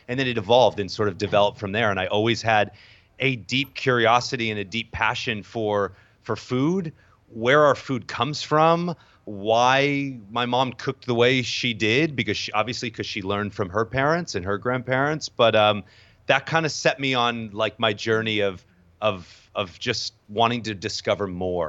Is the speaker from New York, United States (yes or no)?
yes; New York, United States; also born or lived in Southern California; I'm from Southern California originally, although spent the majority of sort of my upbringing in New York as well. Both my parents are from New York, so I kind of bounce back and forth between SoCal and in New York.